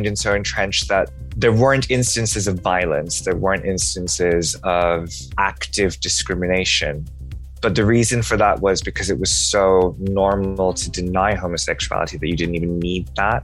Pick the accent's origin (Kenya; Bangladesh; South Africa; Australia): Bangladesh; moved away; grow up in a country where homosexuality is illegal